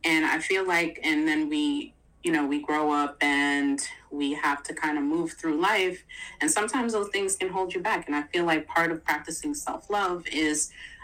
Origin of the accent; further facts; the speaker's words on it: New York, United States; moved away as an adult; also born or lived in New Jersey; we were living like in New Jersey and I'm from New York